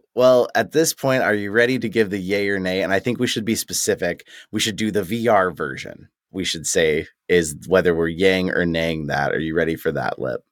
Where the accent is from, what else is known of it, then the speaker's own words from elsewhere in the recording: United States; being an American